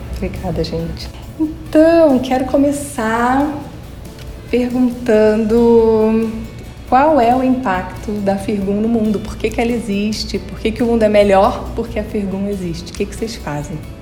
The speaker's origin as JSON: {"language": "Portuguese", "region": "Rio de Janeiro", "country": "Brazil", "tie": "born or raised there", "said": "lá no Rio de Janeiro, que é a minha terra natal"}